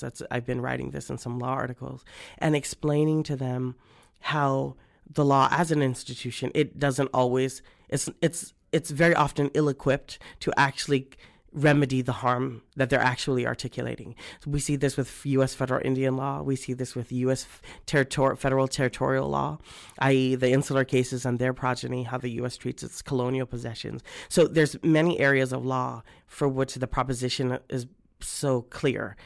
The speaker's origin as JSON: {"language": "English", "country": "Guam", "said": "I'm from Guam"}